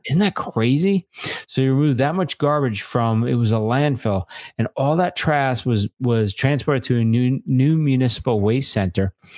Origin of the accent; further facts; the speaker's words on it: Long Island, New York, United States; I grew up in Long Island